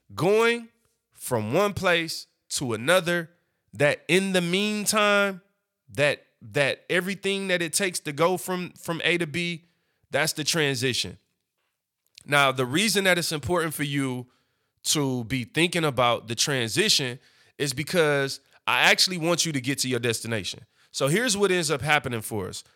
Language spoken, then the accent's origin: English; Detroit, Michigan, United States; I'm from East Side, Seven Mile. I grew up, but now I'm a corporate businessman